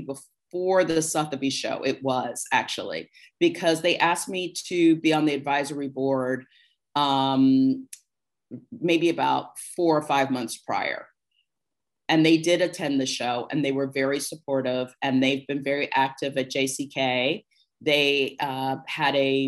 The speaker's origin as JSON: {"language": "English", "town": "Cincinnati", "region": "Ohio", "country": "United States", "also_born_or_lived": "New York", "moved": "yes", "said": "I was from Cincinnati"}